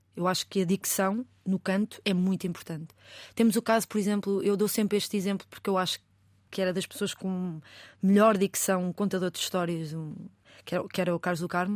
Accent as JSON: {"language": "Portuguese", "region": "Lisbon", "country": "Portugal", "tie": "born or raised there", "said": "eu cresci no bairro de Chelas."}